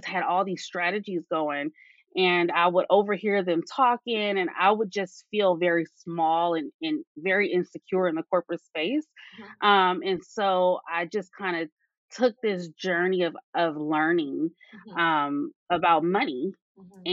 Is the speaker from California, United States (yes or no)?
yes; California, United States; I am from California.